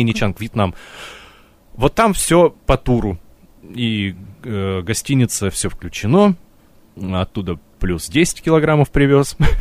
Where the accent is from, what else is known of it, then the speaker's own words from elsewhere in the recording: Russia; из России все, все умеем